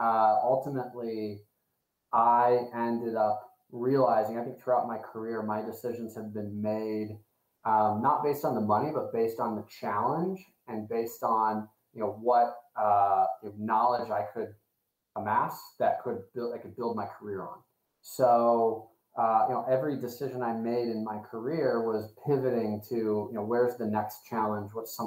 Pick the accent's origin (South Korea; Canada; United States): United States; Fort Wayne, Indiana; I grew up in Indiana, a smaller town of Fort Wayne, Indiana. And there was nothing like that.